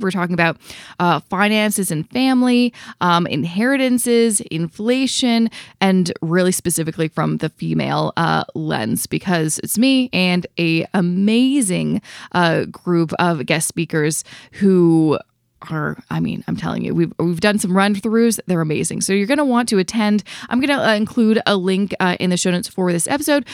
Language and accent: English; Vancouver, British Columbia, Canada; now in Toronto, Canada; because I'm originally from Vancouver